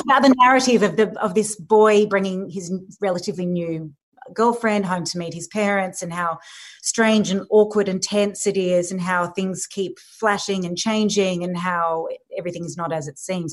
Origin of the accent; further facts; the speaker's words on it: Sydney, New South Wales, Australia; I live here. I grew up in Sydney.